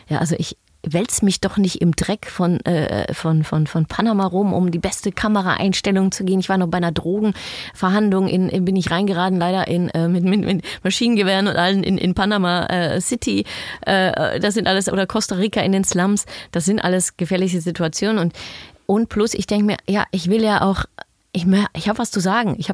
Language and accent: German; Netherlands; German is a second language; Ja, sage ich, ich bin Holländerin. So schnell gebe ich nicht auf.